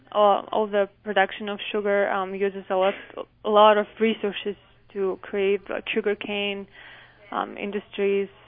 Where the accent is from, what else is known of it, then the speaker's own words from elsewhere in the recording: Ulan-Ude, Buryatia, Russia; English is a second language; now in Utah, United States; it seems like Utah weather is really similar to the place where I was, where I grew up but it's much much colder.